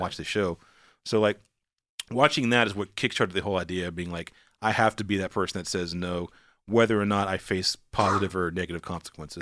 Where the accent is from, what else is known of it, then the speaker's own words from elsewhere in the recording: Walnut Cove, North Carolina, United States; accent: southern; moved away; also born or lived in Atlanta; I'm from Wanneck Cove, North Carolina